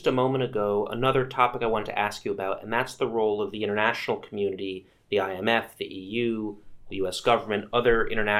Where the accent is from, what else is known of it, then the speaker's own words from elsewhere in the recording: United States; I'm from the United States